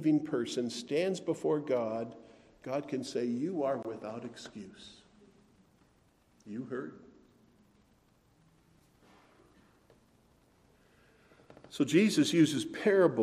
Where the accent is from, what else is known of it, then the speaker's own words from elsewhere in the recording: Wisconsin, United States; I grew up in Wisconsin